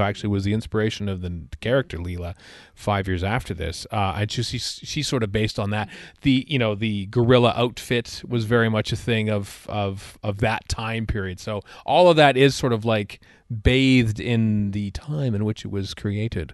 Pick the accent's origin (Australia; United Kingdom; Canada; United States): Canada; also born or lived in Edmonton, Alberta